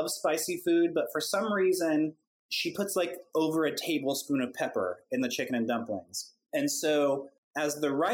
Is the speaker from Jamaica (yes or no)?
no; Gulf Coast, United States; growing up on the Gulf Coast